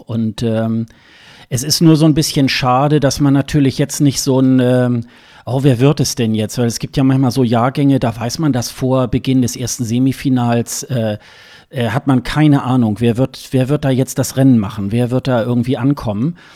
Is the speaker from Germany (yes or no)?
yes; Hildesheim, Lower Saxony, Germany; ist ja meine Geburtsstadt, äh, Hildesheim